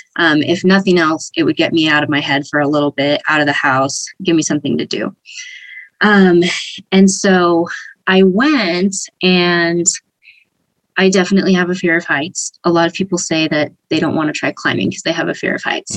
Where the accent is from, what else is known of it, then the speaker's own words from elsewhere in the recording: San Diego, California, United States; I'm from San Diego originally, and I've been here most of my life